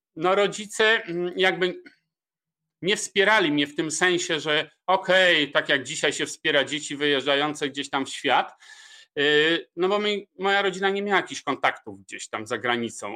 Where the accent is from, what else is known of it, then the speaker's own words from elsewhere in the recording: Poland; moved away as an adult; also born or lived in London / India; uciekłem z Polski